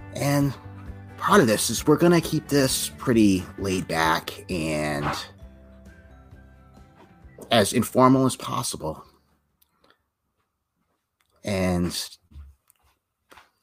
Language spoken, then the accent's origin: English; Massachusetts, United States; my hometown here in Massachusetts